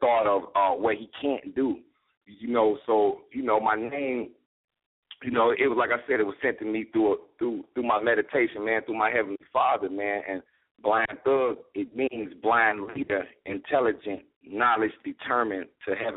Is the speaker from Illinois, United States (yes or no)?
yes; Chicago, Illinois, United States; I'm from Chicago